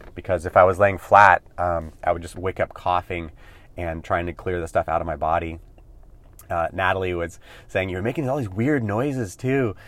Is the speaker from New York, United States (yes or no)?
no; California, United States; also born or lived in Hawaii; I grew up in California